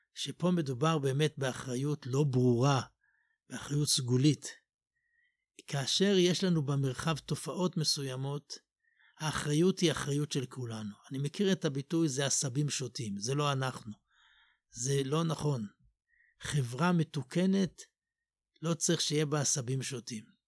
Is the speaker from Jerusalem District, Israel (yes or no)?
yes; Jerusalem, Jerusalem District, Israel; אני גדלתי במקום ש- בתפילות לא ניגנו שום ניגון